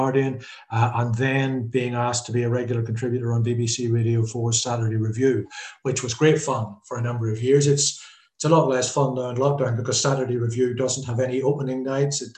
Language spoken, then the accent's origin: English; Glens of Antrim, Northern Ireland, United Kingdom; moved away as an adult; also born or lived in Belfast; now in London, United Kingdom; I'm from the Glens of Antrim. I've been here since the 70s.